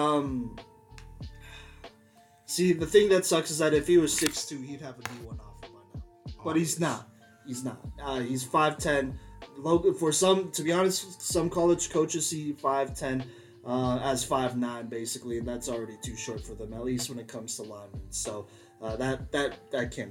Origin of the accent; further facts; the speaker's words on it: Texas, United States; I'm from Texas